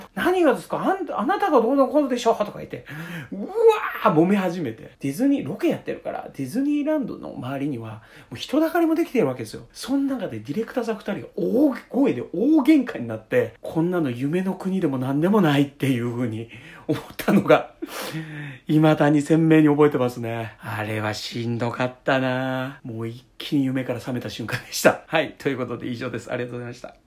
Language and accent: Japanese; Chiba, Japan; まあ僕はですね、あの出身が菜の花体操でおなじみの、まあ、千葉県なんですよ